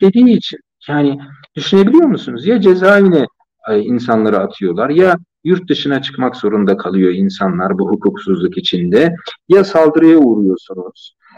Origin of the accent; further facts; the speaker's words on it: Turkey; ben Türk'üm